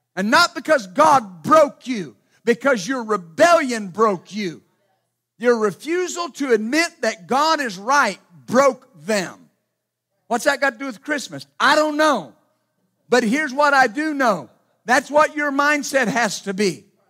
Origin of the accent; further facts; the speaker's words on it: Ashland, Ohio, United States; moved away; also born or lived in Wilmington; I was born in Wilmington, and, and they moved very shortly thereafter to Ashland, Ohio